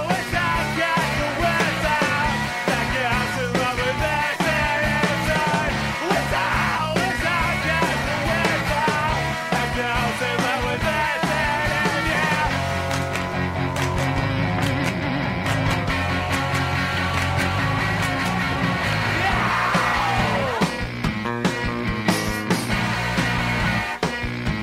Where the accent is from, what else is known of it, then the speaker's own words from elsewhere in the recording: Laguna Beach, California, United States; a bunch of new money came into my hometown